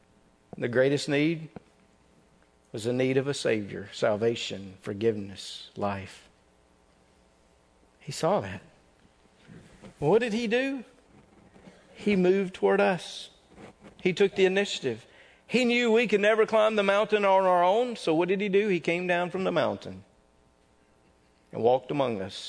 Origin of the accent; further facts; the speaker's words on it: North Mississippi, United States; I was born in North Mississippi.